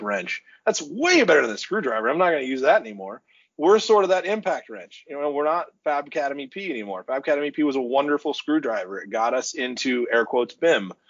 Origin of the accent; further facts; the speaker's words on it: Oklahoma City, Oklahoma, United States; now in Iowa, United States; I'm originally from Oklahoma City